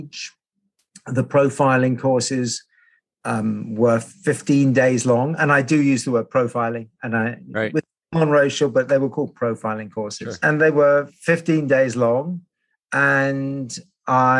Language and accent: English; London, United Kingdom; I grew up in London on the flight path into London Heathrow